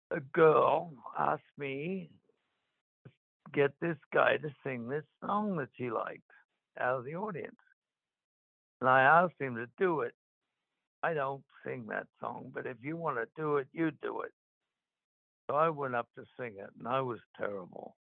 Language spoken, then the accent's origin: English; Queanbeyan, New South Wales, Australia; moved away; I went back to my hometown, Queanbeyan, in Australia